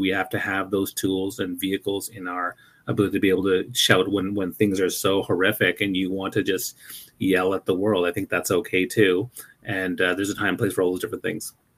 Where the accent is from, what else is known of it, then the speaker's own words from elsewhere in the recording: New Brunswick, Canada; moved away; also born or lived in Toronto; I never really experienced that much racism uh, growing up in New Brunswick